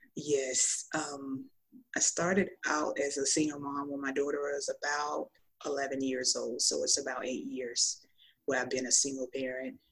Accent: Tallahassee, Florida, United States; I'm from Tallahassee, Florida

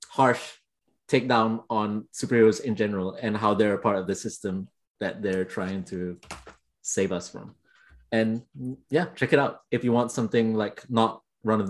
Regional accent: Malaysia; I'm Malaysian as well

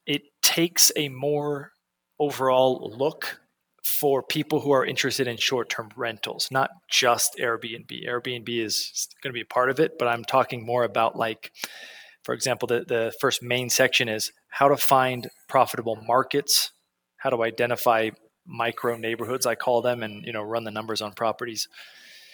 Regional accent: San Francisco, California, United States; moved away; I'm from San Francisco.

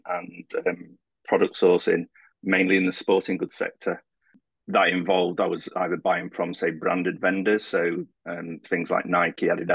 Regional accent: Sheffield, Yorkshire and the Humber, United Kingdom; moved away as an adult; now in Dublin, Ireland; I'm originally from Sheffield in the UK. I moved to Dublin just over 8 years ago

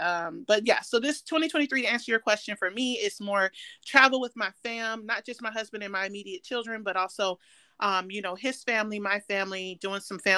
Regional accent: Tampa, Florida, United States; now in Bradenton, United States; I'm in Bradenton. I'm from Tampa, but I'm in Bradenton.

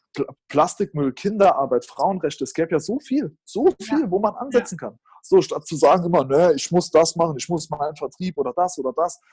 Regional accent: Germany; als Deutscher

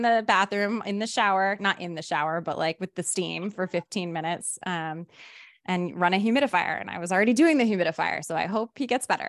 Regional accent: Rhode Island, United States; now in Los Angeles, United States; my hometown

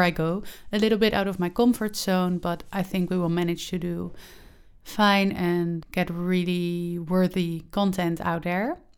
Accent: Netherlands; English is a second language; I have recorded podcasts and published podcasts before, but they were all in Dutch since I am from the Netherlands.

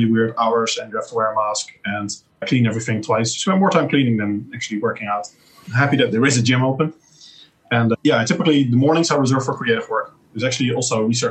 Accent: Netherlands; moved away; I literally cannot go to my home country

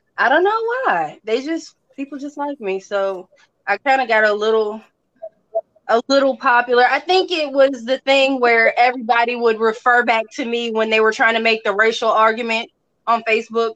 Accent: New Orleans, Louisiana, United States; moved away as an adult; now in Mississippi, United States; I was born in Mississippi, where I'm at now. As a kid, I moved to New Orleans and I spent like over 22 decades down there. That's where I got married. That's where I had my kids. Like, that's my home

